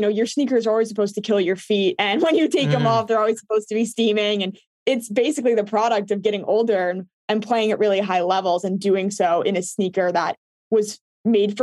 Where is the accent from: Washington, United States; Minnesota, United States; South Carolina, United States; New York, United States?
New York, United States; New York City; I grew up playing in New York City